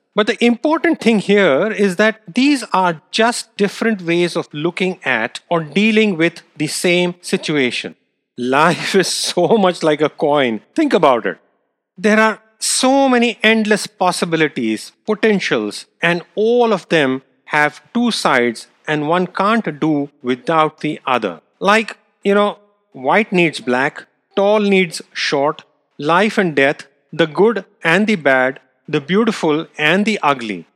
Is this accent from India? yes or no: yes; India; moved away; I grew up in India.